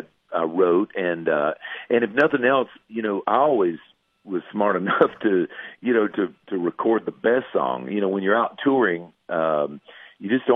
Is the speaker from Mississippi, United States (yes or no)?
no; Florida, United States; moved away as an adult; I moved back to my home state of Florida where I'm from. I live in the panhandle of Florida down here on the Gulf Coast